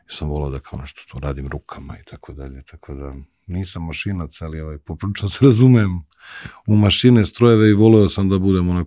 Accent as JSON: {"language": "Croatian", "town": "Zlakusa", "region": "Zlatibor District", "country": "Serbia", "tie": "born or raised there", "said": "Odrastao sam pored jedne velike fabrike i znaš, i moj deda i moj otac i celo selo iz kojeg sam svi su radili u jednoj istoj fabrici, u jednoj velikoj veljonici i cela priča u ono, okruženju je fabrika. Mi smo putovali, pošto je meni majka, mi smo iz Zlakuse, iz Užica, majka iz Vojvodine"}